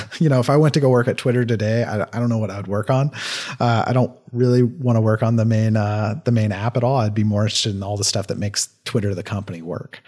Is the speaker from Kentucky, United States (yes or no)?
yes; Kentucky, United States; I slur a lot 'cause I'm from Kentucky